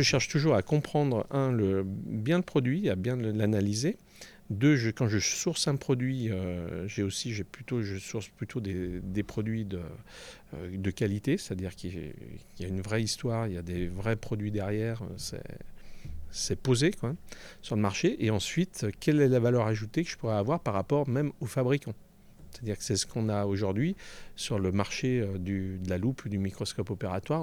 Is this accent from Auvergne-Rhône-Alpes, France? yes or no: yes; Panissières, Auvergne-Rhône-Alpes, France; also born or lived in Paris / Évian-les-Bains; now in Chablais, France; mon village natal, qui est la capitale de la cravate aujourd'hui